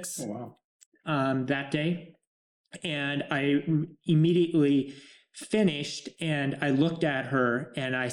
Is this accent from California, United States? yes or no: no; Sidney, Montana, United States; moved away; I grew up in Sydney, Montana